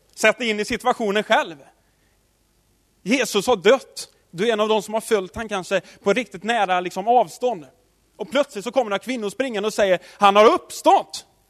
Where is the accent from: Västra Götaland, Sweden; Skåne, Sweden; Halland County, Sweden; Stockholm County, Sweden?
Västra Götaland, Sweden; Tidaholm; Jag, jag är uppväxt i Tidaholm